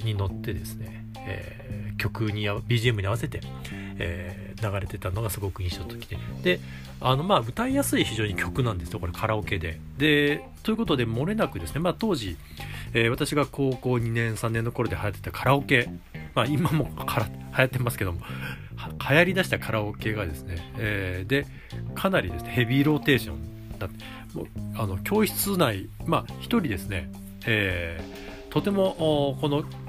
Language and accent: Japanese; Japan; also born or lived in Nagoya; 私の実家港南なんですけども